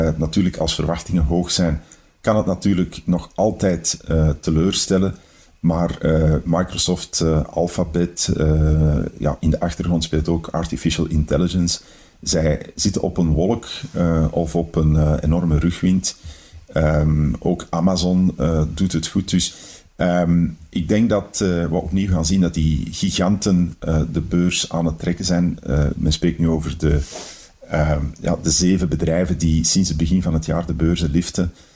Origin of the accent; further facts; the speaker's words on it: Antwerp, Flanders, Belgium; als Antwerpenaar ben ik natuurlijk